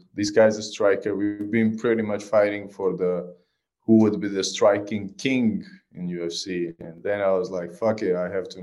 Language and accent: English; Georgia; I'm a missionary from Georgia